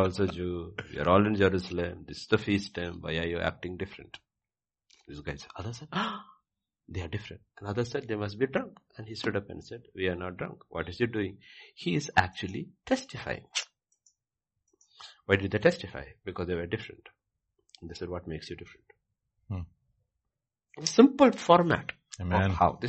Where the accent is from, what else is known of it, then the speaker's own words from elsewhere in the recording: India; I'm also Indian.